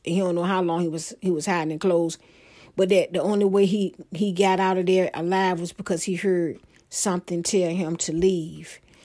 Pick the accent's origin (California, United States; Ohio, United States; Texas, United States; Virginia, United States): Virginia, United States; Hampton Roads; I'm from Hampton Roads